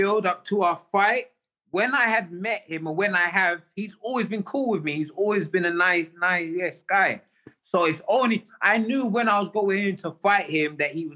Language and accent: English; England, United Kingdom; moved away as an adult; also born or lived in New York / Las Vegas; I'm English